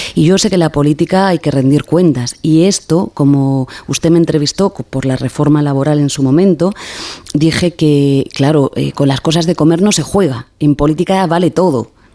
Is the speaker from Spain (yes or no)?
yes; Baiona, Galicia, Spain; desde mi tierra, desde Galicia, desde Bayona